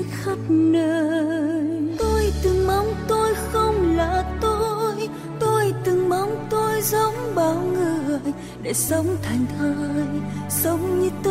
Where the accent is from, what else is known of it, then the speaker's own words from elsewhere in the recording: Đắk Lắk, Vietnam; born there; Tôi sinh ra ở Đắk Lắk.